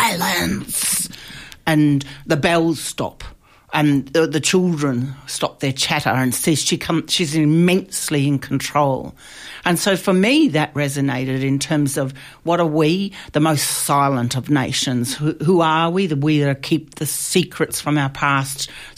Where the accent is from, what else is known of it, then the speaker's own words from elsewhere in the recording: Australia; an Australian playwright